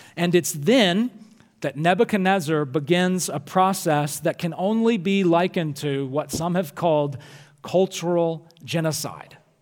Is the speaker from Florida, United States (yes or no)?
no; Alabama, United States; moved away as an adult; also born or lived in Louisville, Kentucky; now in Michigan, United States; My home state is in Alabama.